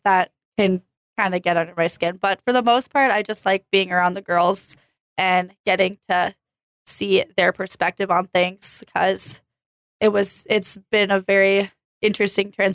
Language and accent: English; Hutchinson, Minnesota, United States; moved away as an adult; also born or lived in Moorhead, Minnesota; now in Jamestown, United States; I am from Hutchinson, Minnesota. I played varsity softball there for 3 years